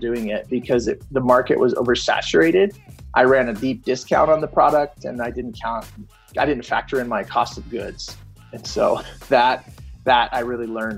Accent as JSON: {"language": "English", "town": "Fort Collins", "region": "Colorado", "country": "United States", "said": "I'm from Fort Collins, Colorado"}